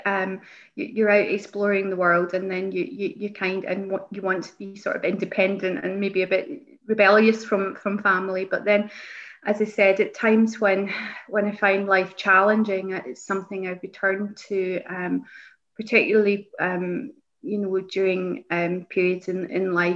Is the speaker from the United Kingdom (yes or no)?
yes; East Kilbride, Scotland, United Kingdom; also born or lived in Lesmahagow; I grew up in East Kilbride, which is the big town area that I represent